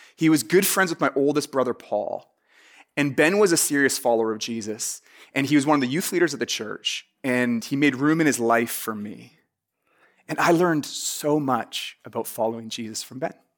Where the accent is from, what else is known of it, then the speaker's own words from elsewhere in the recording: Vancouver, British Columbia, Canada; I'm from Vancouver in Canada.